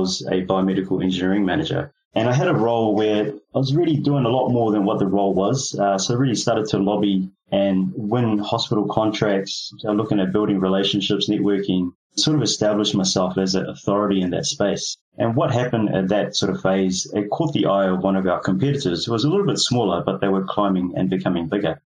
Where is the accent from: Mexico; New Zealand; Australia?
New Zealand; also born or lived in Fiji; I was born in Fiji Islands. I've been raised in New Zealand